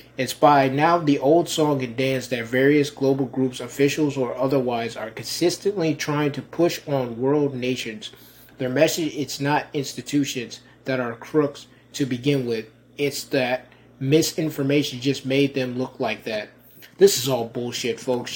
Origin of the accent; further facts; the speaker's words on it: Rochester, New York, United States; moved away; my hometown of Rochester, New York